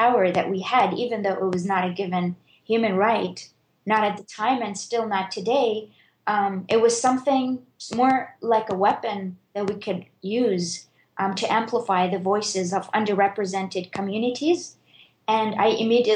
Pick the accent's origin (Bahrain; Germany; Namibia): Bahrain; I grew up in Bahrain